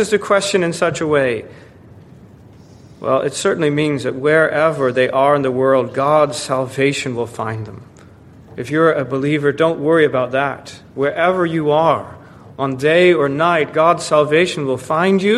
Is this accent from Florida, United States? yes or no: yes; Florida, United States; moved away; warmer climates like where I grew up in Florida